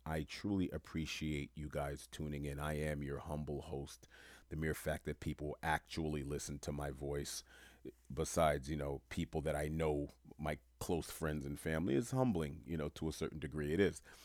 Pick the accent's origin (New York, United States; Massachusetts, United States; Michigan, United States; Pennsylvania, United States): New York, United States; New York City; growing up in Queens, New York when I did